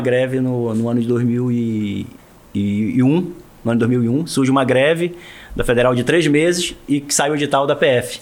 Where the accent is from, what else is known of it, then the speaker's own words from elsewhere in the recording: Portel, Pará, Brazil; also born or lived in Breves / Soure; now in Belém, Brazil; sou paraense, isso eu tenho orgulho. Marajoara, nascido em Portel